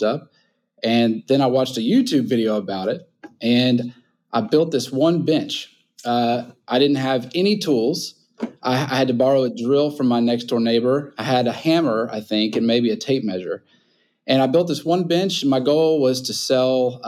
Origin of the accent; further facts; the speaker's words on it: Nashville, Tennessee, United States; also born or lived in St. Louis, Missouri; now in New Orleans, United States; I grew up in Nashville, Tennessee